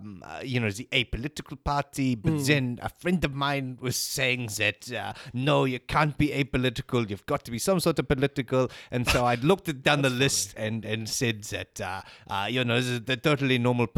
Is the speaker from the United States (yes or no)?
no; Austria; accent: Austrian; No, I'm always away from Austria, so it's not even a German accent, it's an Austrian accent.